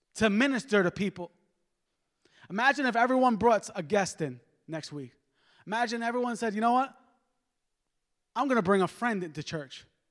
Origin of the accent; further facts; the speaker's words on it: New York, United States; I'm from New York